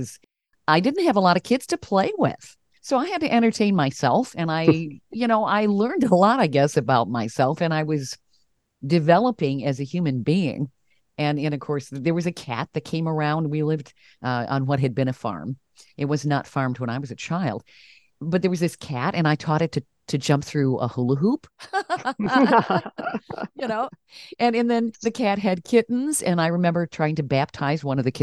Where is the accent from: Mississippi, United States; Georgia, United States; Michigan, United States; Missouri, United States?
Michigan, United States; I was raised in Michigan